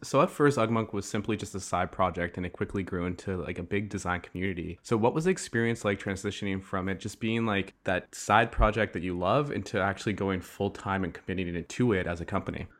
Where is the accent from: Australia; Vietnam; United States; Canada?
Canada; Ottawa, Ontario; I'm from Ottawa